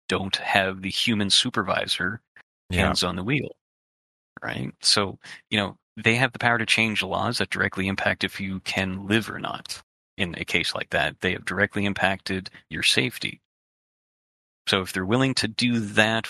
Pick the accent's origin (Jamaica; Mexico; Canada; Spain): Canada; as a Canadian